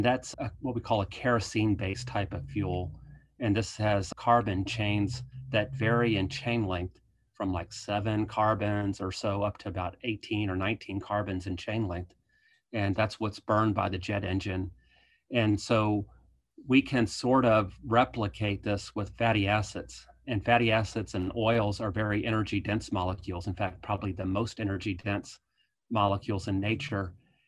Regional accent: Virginia, United States; So I grew up in Eastern Virginia on a dairy farm, and we later shifted to growing corn and soybeans.

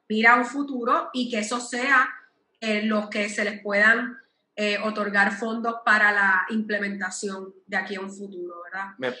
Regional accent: Puerto Rico; yo que soy puertorriqueña

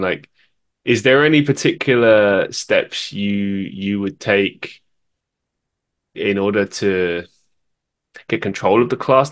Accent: London, United Kingdom; moved away; I grew up in London

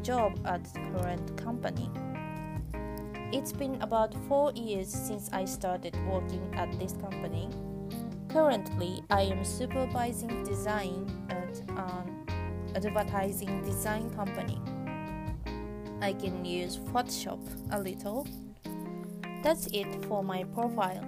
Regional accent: Japan; English is a second language; I am from Japan and I am speaking from my home in Japan.

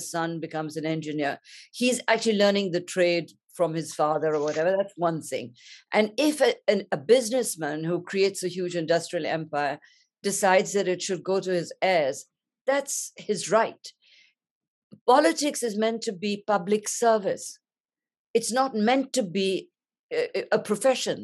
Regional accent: India; I grew up in India, I come from a privileged class

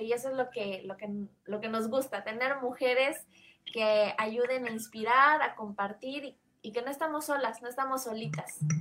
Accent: Comitán, Chiapas, Mexico; allá en Comitán, de donde yo soy

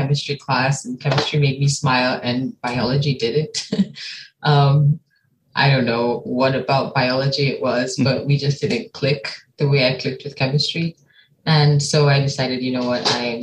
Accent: Nigeria; moved away as an adult; also born or lived in United States; now in East Lansing, United States; I'm from Nigeria. I've been living in Nigeria most of my life

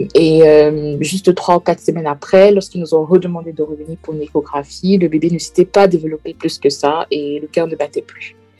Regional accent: Centre, Cameroon; moved away as an adult; now in Manchester, United Kingdom; Je suis originaire du Cameroun, plus précisément la tribu du centre, euh, et je réside en ce moment à Manchester, en Angleterre

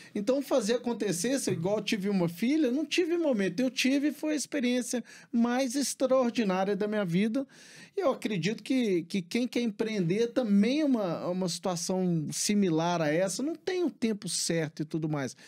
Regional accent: Belo Horizonte, Minas Gerais, Brazil; moved away as an adult; also born or lived in United States / England; eu sou de Belo Horizonte, nascido e criado aqui

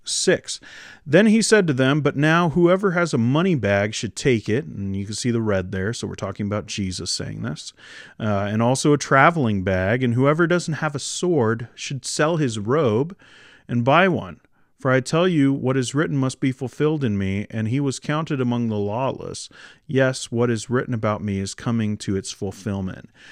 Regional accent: Washington, United States; moved away as an adult; now in Canada; she's from Washington, and that's where I'm from, too. Um, but, uh, that's, that's where I grew up

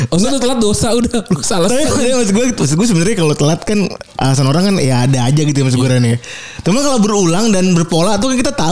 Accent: Cirebon, West Java, Indonesia; maksud gue gue juga dari Cirebon anjing

